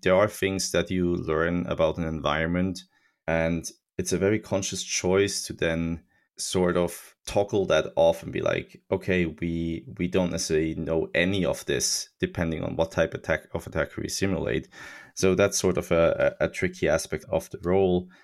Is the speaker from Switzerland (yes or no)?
yes; Switzerland; I grew up in Switzerland in, in the nineties